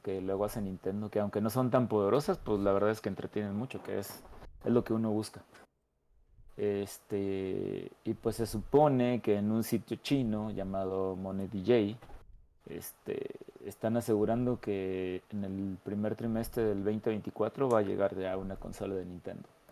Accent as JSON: {"language": "Spanish", "region": "San Luis Potosí", "country": "Mexico", "said": "yo soy de San Luis Potosí"}